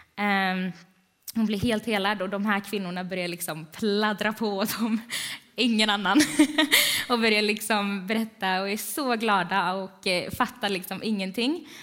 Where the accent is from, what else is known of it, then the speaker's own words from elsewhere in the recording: Vänga, Sweden; Jag är från Vänga.